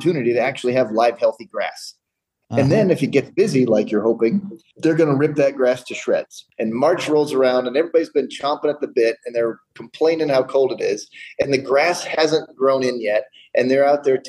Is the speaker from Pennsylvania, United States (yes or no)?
no; Indiana, United States; now in Colorado, United States; I'm from Indiana, but I'm in Colorado